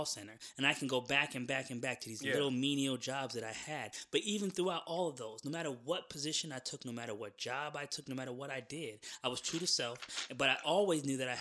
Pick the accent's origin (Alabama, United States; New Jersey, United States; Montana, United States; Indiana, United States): New Jersey, United States; moved away as an adult; also born or lived in Florida; now in Atlanta, United States; I was born in Florida. I lived out there for maybe, you know, the first 6 or 7 years of my life. And then I moved to New Jersey.